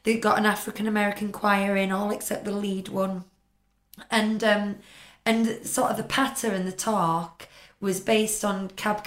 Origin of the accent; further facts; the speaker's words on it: United Kingdom; as British people